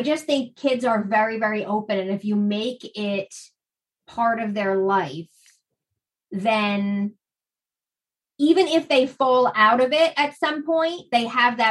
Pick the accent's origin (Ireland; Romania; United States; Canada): United States; New Jersey; accent: Jersey; my Jersey accent